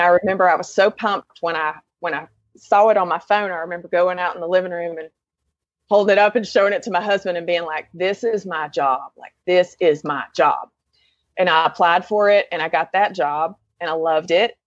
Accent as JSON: {"language": "English", "town": "Lenoir", "region": "North Carolina", "country": "United States", "tie": "born or raised there", "moved": "as an adult", "lives_now": "Asheville, United States", "said": "I grew up in Lenore, North Carolina, um, which is a couple counties east of here"}